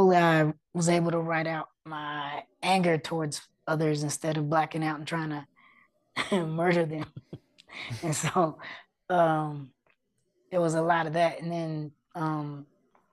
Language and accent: English; Oklahoma City, Oklahoma, United States; accent: city hood; It was in the hood and urban areas of Oklahoma City, not the res, which is why we got the city hood accent